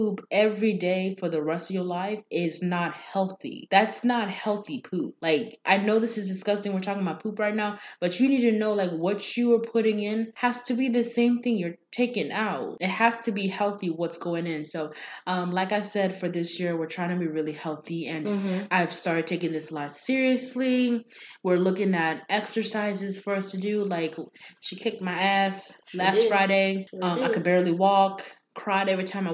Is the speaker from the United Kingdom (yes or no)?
no; Kenya; I am Kenyan and our specialty meat is goat.